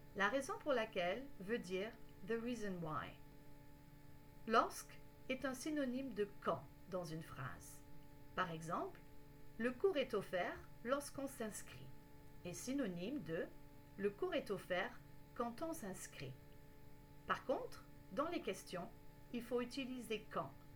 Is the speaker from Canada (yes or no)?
yes; Canada; je suis canadienne